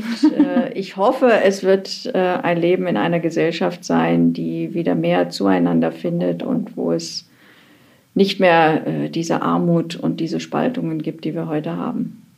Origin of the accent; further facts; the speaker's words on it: East Germany, Germany; aus meiner Kindheit in der DDR vermisse ich? Ja, also die Kindheit ist immer eigentlich der schönste Abschnitt im Leben.